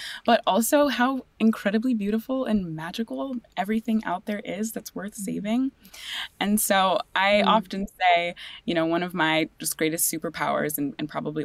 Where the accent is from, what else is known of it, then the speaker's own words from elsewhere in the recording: California, United States; I grew up in California in the mountains and in the ocean